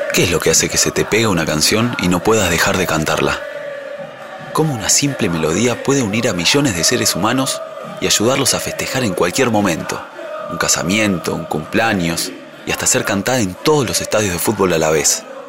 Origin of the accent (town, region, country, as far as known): Argentina